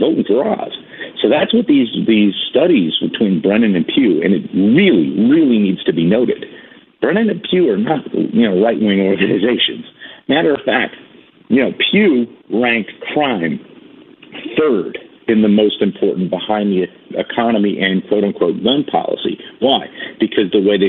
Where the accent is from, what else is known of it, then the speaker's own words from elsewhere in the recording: New York, United States; I'm a city boy. I'm a New Yorker.